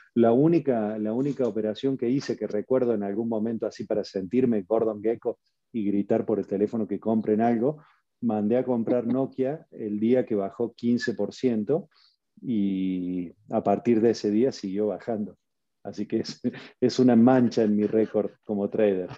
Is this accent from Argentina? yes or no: yes; Argentina; moved away as an adult; now in Mexico; nací en Argentina, por eso tengo este acento raro. Llevo 19 años eh, que cumplí el 16 de marzo. Hace un par de días cumplí 19 años en México